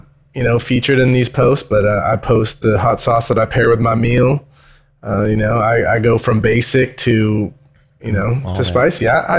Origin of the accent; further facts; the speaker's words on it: Castro Valley, California, United States; I'm from Castro Valley.